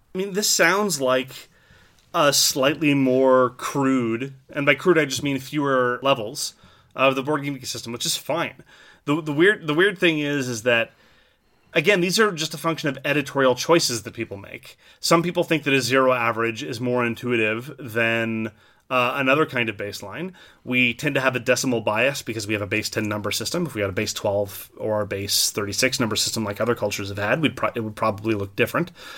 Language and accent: English; French Canada, Canada; I'm from French Canada